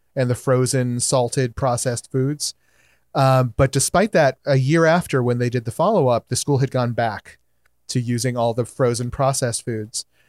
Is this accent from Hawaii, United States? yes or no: yes; Hawaii, United States; I'm native Hawaiian